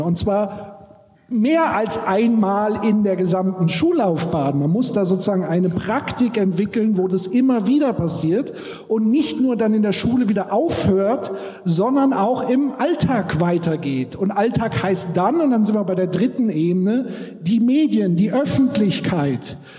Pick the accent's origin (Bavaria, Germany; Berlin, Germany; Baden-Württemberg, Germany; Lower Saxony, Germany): Bavaria, Germany; Würzburg; bei uns in Würzburg